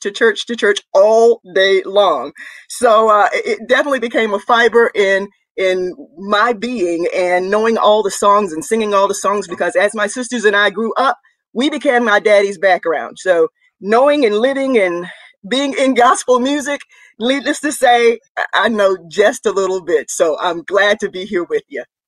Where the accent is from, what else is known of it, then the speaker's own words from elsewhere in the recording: Rougemont, North Carolina, United States; I'm from Rougemont, North Carolina, Durham County